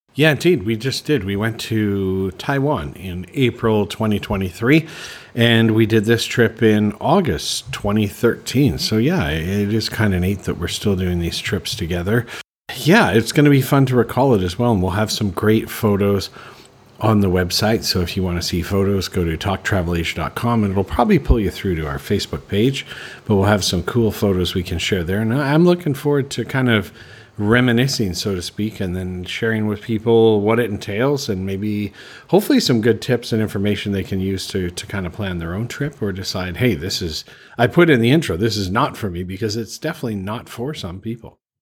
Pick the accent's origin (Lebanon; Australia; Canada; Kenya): Canada; moved away as an adult; also born or lived in Calgary, Alberta / Prince Edward Island; now in Bangkok, Thailand; I'm originally from Canada. The last place I lived before li- moving to Thailand was Calgary